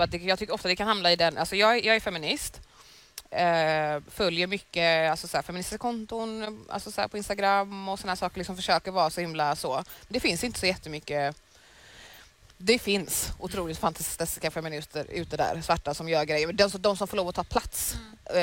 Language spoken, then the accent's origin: Swedish; Sweden; jag är född i Sverige